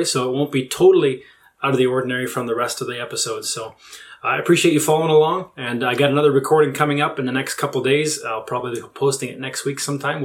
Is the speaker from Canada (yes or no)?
yes; Canada; I was born and raised in Canada